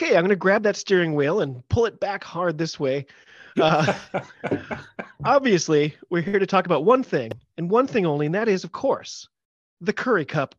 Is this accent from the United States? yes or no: yes; United States; I'm an American